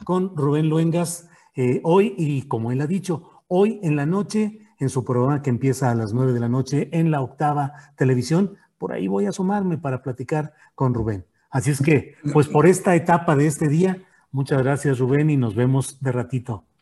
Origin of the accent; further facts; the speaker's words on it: San Luis Potosí, Mexico; moved away as an adult; also born or lived in Torreón, Coahuila / Mexico City; now in Zapopan, Mexico; Yo nací en Torreón, Coahuila, pero desde los diez años viví en San Luis Potosí. Ahí estudié la carrera profesional